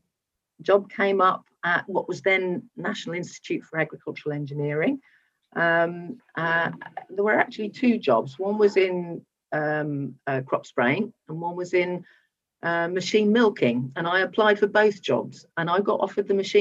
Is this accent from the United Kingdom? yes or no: yes; West Midlands, United Kingdom; I grew up in the West Midlands, a relatively suburban area